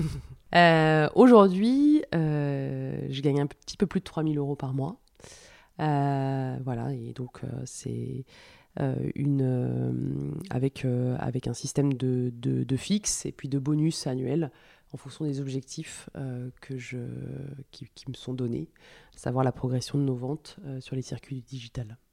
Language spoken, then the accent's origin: French; France; also born or lived in Paris; now in Lyon, France; on est des Français, c'est dans notre culture